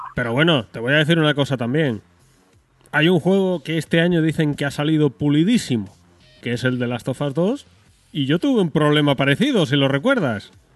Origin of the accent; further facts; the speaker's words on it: Spain; yo soy muy español y mucho español